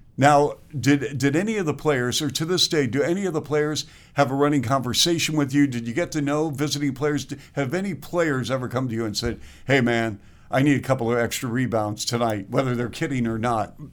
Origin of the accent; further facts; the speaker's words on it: Seattle, Washington, United States; I grew up in Seattle.